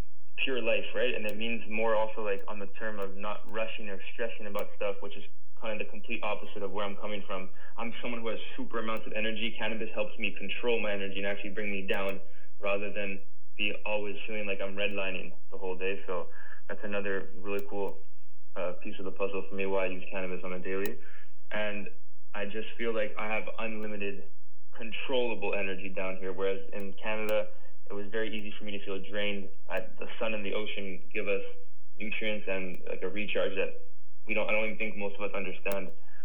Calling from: Costa Rica; I'm joining you guys from Costa Rica.

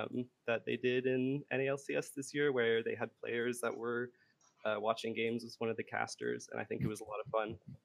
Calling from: Santa Rosa, California, United States; I'm calling from Santa Rosa, California.

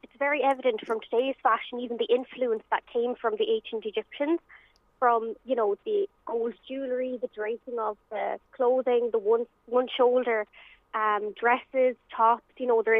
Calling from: Galway, Connacht, Ireland; I'm dialing in just here from Galway.

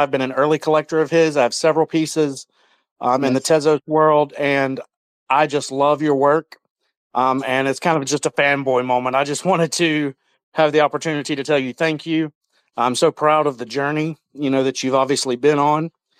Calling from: Alabama, United States; I am calling from the States, Alabama, actually.

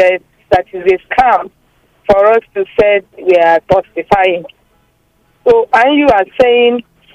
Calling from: Lagos, Nigeria; I'm calling from Ajah.

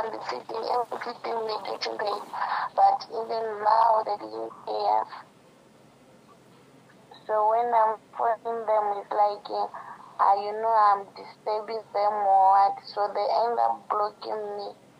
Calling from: Botswana; I'm calling from Botswana.

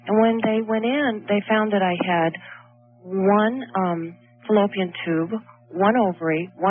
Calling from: Chicago, Illinois, United States; Hi, I'm hi from Chicago.

